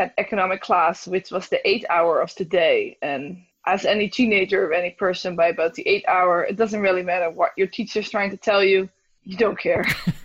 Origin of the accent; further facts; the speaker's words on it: Netherlands; English is a second language; moved away as an adult; also born or lived in Australia / Toronto, Canada; now in Canada; I'm originally from Holland, in Amsterdam as well, not as large